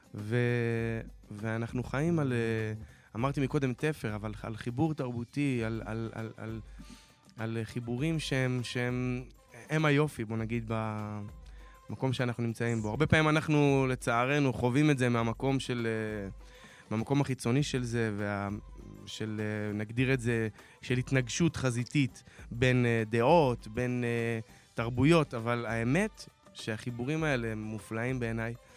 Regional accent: Dimona, Southern District, Israel; נולדתי בדימונה

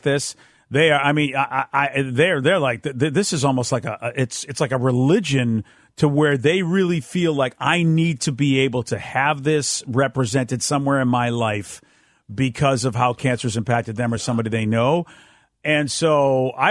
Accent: United States; as Americans

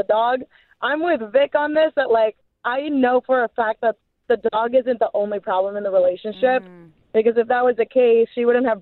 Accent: Texas, United States; moved away as an adult; now in Woodland Hills, United States; I'm originally from Texas

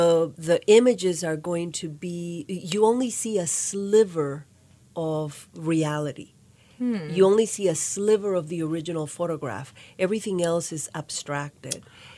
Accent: Nicaragua; also born or lived in New Orleans, United States / Pittsburgh, United States; now in Kalamazoo, United States; I grew up in Nicaragua and also New Orleans, so hence the café au lait, café con leche.

